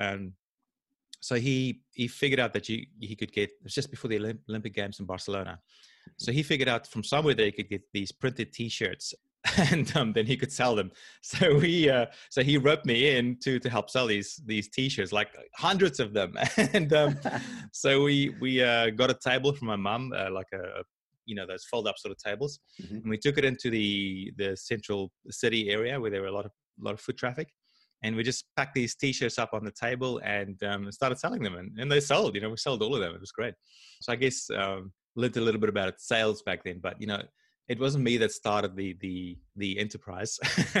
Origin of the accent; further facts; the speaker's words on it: South Africa; I had a great childhood. I mean, I grew up in South Africa.